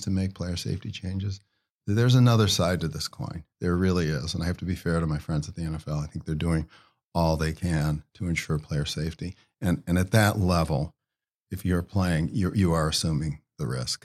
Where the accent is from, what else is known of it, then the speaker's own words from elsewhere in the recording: Ohio, United States; in my home state of Ohio, a guy, I played high school football against